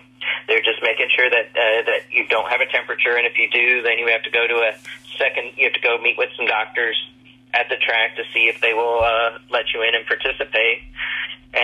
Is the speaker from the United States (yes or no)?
yes; Indianapolis, Indiana, United States; moved away as an adult; also born or lived in Daytona Beach, Florida; I grew up in Indianapolis